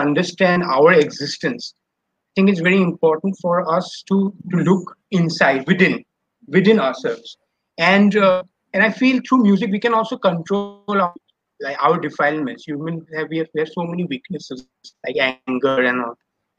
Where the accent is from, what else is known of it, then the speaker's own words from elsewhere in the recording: Guwahati, Assam, India; moved away as an adult; also born or lived in Mumbai; I'm from Guwahati.